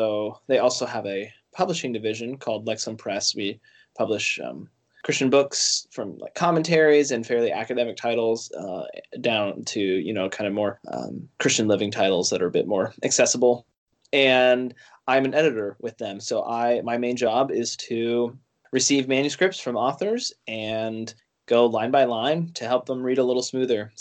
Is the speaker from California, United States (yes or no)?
no; Northwest Washington, United States; moved away as an adult; also born or lived in Chicago; I'm from Northwest Washington, very northwest corner, about halfway between Seattle and the Canadian border. If you've ever heard of the Skagit Valley Tulip Festival, that's the thing my town is known for, and that's where I'm from